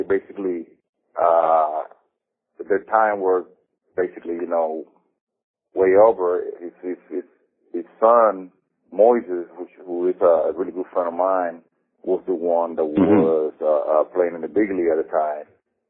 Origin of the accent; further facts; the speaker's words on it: Dominican Republic; moved away; growing up in the Dominican Republic